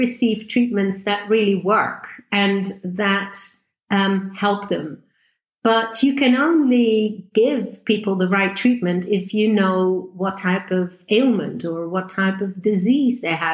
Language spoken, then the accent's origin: English; Netherlands; moved away as an adult; also born or lived in Groningen, Netherlands / Switzerland / United Kingdom; I'm originally from the Netherlands